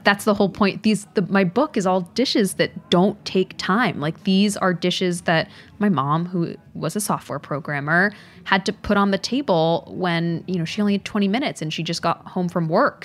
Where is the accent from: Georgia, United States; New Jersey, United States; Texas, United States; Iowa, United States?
Texas, United States; Dallas; growing up in Dallas, there are all these amazing immigrant communities